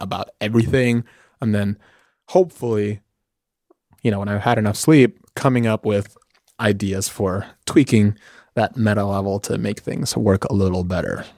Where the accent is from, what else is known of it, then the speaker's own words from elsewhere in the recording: New York City, New York, United States; moved away as an adult; now in California, United States; I grew up in New York City. Grew up in New York City, uh, mostly in Washington Heights, which is a neighborhood in Manhattan